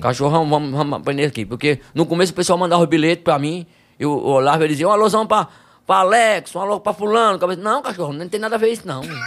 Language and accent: Portuguese; Campo Grande, Rio Grande do Norte, Brazil; sou de Campo Grande, Rio Grande do Norte.